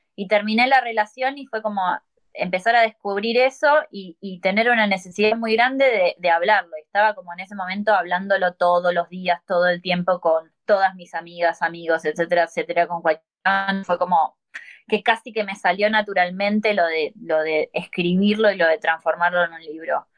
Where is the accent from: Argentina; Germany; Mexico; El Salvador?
Argentina